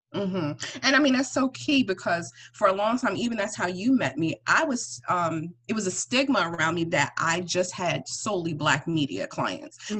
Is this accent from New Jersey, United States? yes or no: yes; East Orange, New Jersey, United States; also born or lived in Atlanta, Georgia / Willingboro, New Jersey / Woodbury, New Jersey; I'm originally from North Jersey. I'm from East Orange, but I moved to like Willingboro